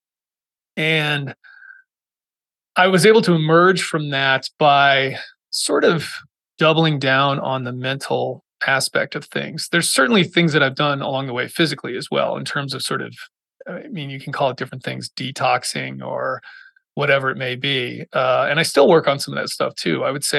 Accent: Massachusetts, United States; moved away as an adult; I grew up in Massachusetts

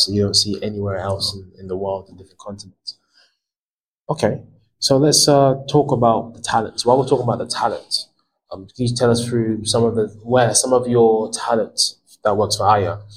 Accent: Ghana

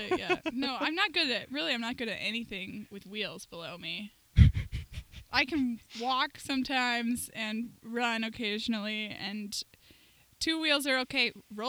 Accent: Minnesota, United States; also born or lived in Northern Florida; moved back to Minnesota because I'm from Minnesota and I love it here.

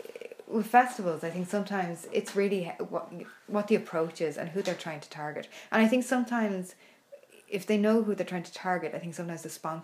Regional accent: Ireland; As I'm Irish

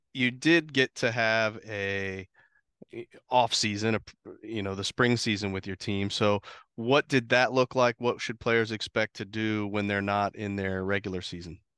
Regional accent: Ohio, United States; I grew up in Ohio

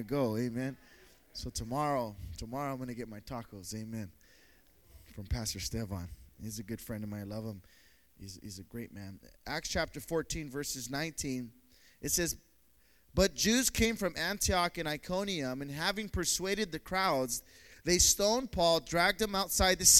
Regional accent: Pretoria, Gauteng, South Africa; my city in Pretoria is not the most popular city

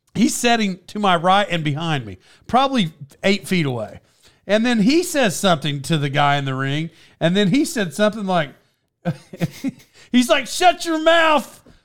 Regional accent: Cherokee Nation, Oklahoma, United States; I'm from around there and I'm Indian

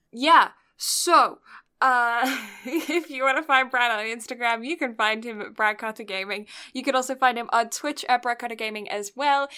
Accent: Canada; being a Canadian

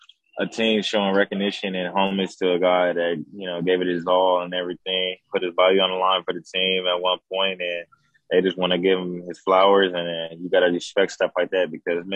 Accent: Fresno, California, United States; now in Los Angeles, United States; It's not boring. It's just more you need to know people to experience fun in Fresno. It's not a small town.

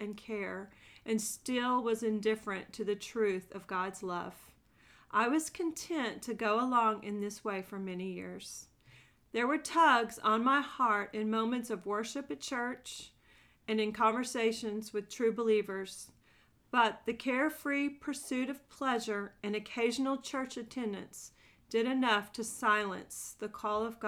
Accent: Nashville, Tennessee, United States; I am from Nashville, Tennessee

